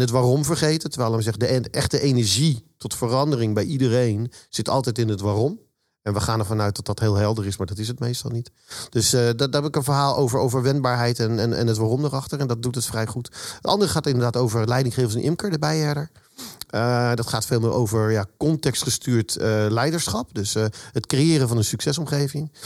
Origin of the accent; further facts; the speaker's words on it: Zoetermeer, South Holland, Netherlands; also born or lived in Eindhoven; ik kom uit Zoetermeer. Daar woon ik